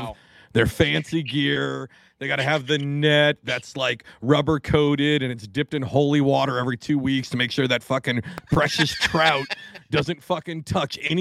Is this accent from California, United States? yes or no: no; Washington, United States; now in New Jersey, United States; I grew up in Washington State